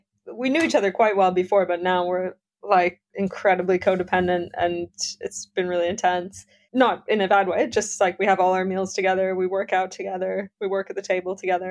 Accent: Toronto, Ontario, Canada; moved away as an adult; now in England; I grew up in Toronto. I moved here about 10 years ago to England

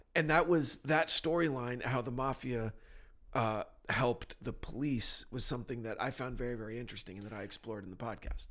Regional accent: New Jersey, United States; moved away; I'm from New Jersey.

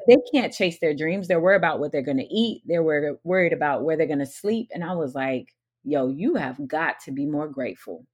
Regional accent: St. Petersburg, Florida, United States; also born or lived in Newark, New Jersey; I moved to Florida when my dad was called to pastor at a church in Saint Petersburg when I was five

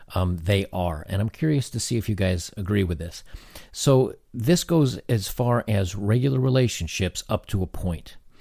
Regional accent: United States; I'm an American

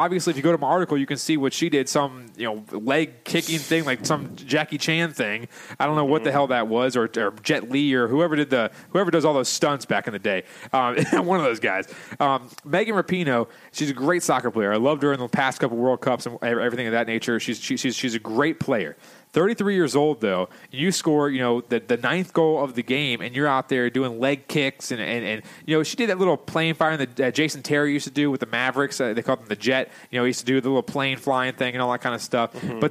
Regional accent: Canada; as a Canadian, we would never, ever think of doing something like that. Yeah, go play some hockey, okay?

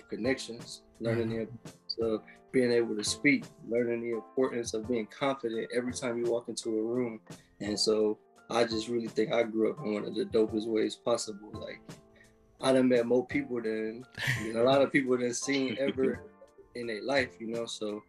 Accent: St. Louis, Missouri, United States; born there; So I was born in St. Louis, Missouri, but that's a place that a lot of people don't make it out, you know.

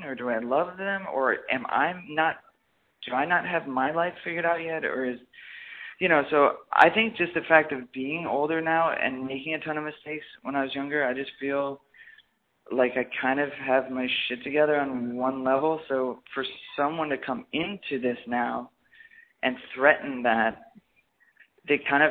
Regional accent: Midwest, United States; moved away; I was from the Midwest

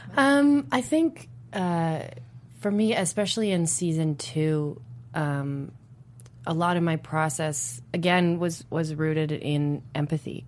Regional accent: Toronto, Ontario, Canada; I'm from Toronto

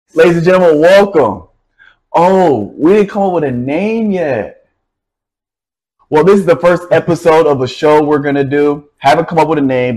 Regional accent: Nashville, Tennessee, United States; I'm from Nashville, Tennessee

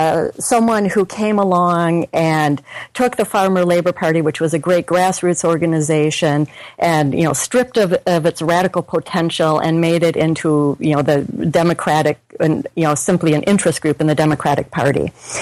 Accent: Minnesota, United States; I'm from Minnesota, and I went to the University of Minnesota.

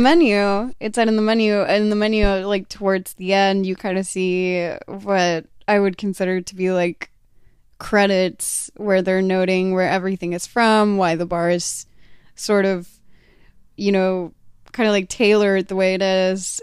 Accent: Texas, United States; moved away; I grew up in Texas where it's incredibly humid

